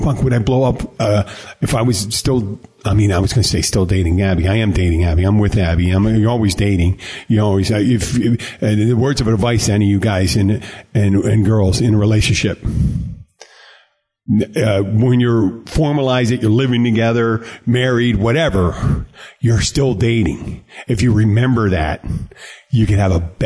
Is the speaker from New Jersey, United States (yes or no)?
no; Philadelphia, Pennsylvania, United States; I grew up in Philly